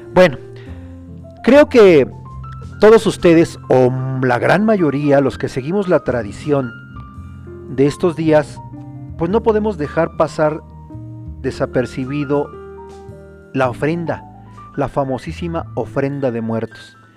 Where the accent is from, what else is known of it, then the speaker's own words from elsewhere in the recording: Mexico; tenemos los mexicanos